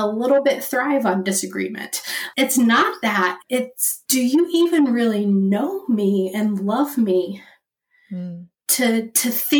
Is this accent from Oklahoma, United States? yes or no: yes; Oklahoma, United States; I'm from Oklahoma, where we had some major tornadoes